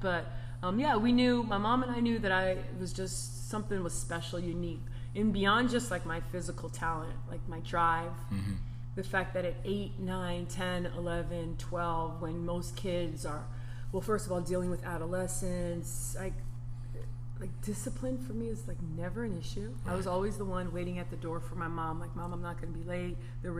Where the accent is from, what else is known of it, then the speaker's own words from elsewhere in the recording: Southern California, United States; moved away as an adult; also born or lived in North Carolina; I'm from Southern Cal.